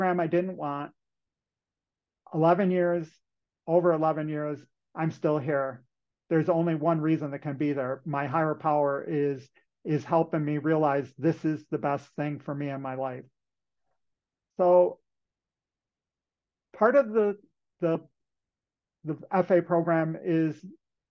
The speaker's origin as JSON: {"language": "English", "region": "Western New York", "country": "United States", "tie": "born or raised there", "said": "So when I was in high school, I'm from Western New York, and in New York State at that point in time"}